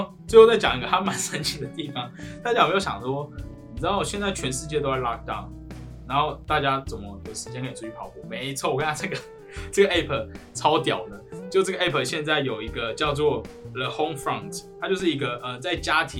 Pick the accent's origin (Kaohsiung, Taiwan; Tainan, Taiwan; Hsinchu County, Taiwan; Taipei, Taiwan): Kaohsiung, Taiwan; 那我跟你讲，大家你跟我是高雄的哦